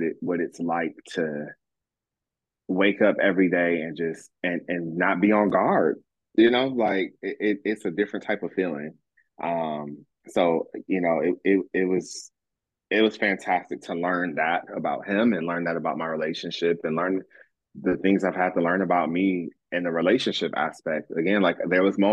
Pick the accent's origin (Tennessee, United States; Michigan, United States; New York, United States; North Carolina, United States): Michigan, United States; moved away as an adult; now in Jacksonville, United States; I'm from Michigan